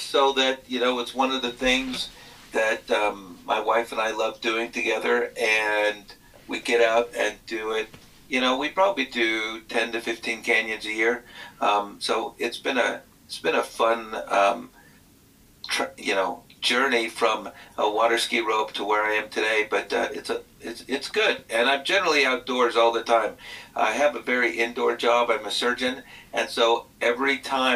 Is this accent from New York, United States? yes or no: no; Texas, United States; moved away; I grew up in Texas where there's limited outdoors